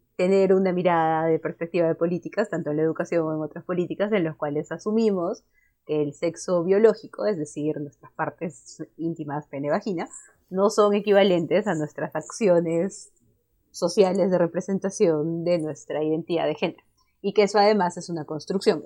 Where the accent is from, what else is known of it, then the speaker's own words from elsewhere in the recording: Cusco, Peru; yo soy de Cusco